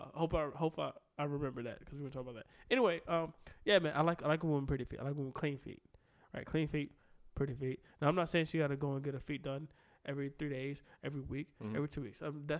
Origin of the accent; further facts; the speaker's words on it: Richmond, Virginia, United States; I'm from Southside Richmond